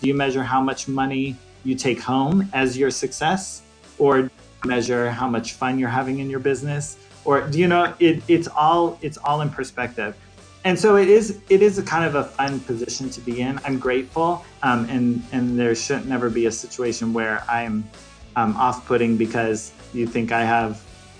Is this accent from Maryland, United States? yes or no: no; Florida, United States; born there; now in Hillsboro, United States; I was born in Florida and military family, so we bounced around a lot. But majority on the East Coast